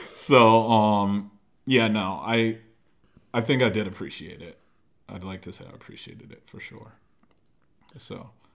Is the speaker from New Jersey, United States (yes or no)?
no; Norwalk, Connecticut, United States; moved away as an adult; now in San Diego, United States; I'm from Norwalk, Connecticut. Uh, born and raised